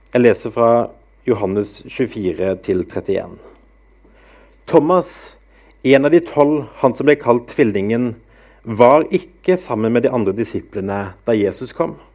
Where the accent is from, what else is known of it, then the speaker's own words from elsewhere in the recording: Grimstad, Agder, Norway; also born or lived in Askim; now in Bryne, Norway; Jeg kommer opprinnelig fra Sørlandet, fra Grimstad